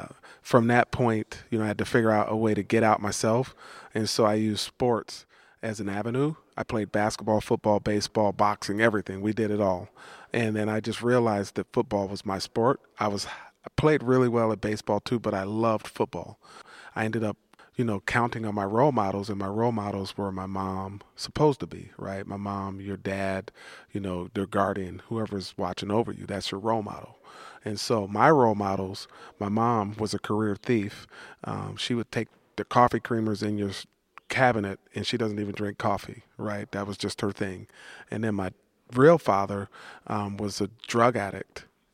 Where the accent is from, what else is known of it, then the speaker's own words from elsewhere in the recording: East Palo Alto, California, United States; When I grew up in East Palo Alto, again, you know, it was hell, right?